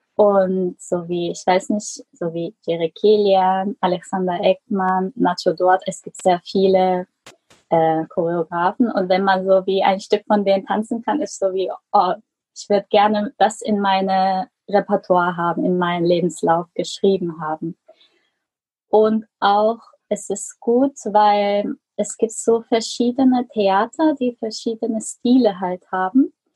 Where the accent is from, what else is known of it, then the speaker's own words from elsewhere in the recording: Germany; moved away; also born or lived in South Korea; ich bin eigentlich in Deutschland geboren.